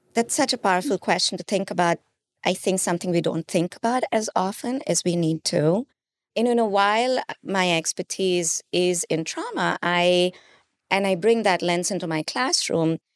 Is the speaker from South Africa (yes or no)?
no; India; moved away; I grew up in India